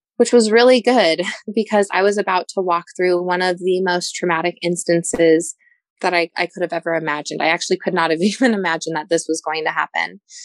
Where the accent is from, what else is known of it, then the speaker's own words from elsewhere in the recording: Denver, Colorado, United States; moved away as an adult; also born or lived in Pensacola; I am from Denver, which is a big city